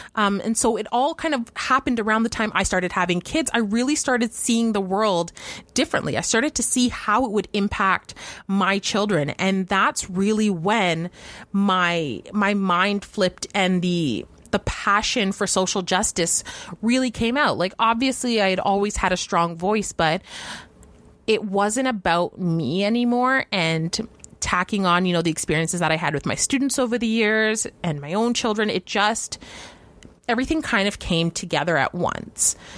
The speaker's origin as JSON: {"language": "English", "country": "Canada"}